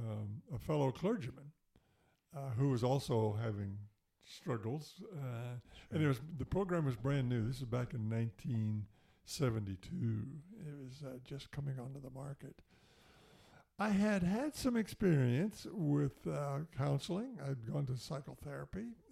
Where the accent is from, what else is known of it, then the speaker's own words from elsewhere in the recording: United States; also born or lived in Canada; I am an American. I'm also a Canadian citizen.